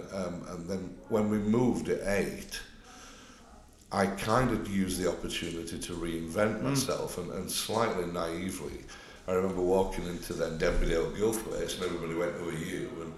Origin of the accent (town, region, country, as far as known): Denby Dale, Yorkshire and the Humber, United Kingdom; born or raised there; also born or lived in Netherton / Mirfield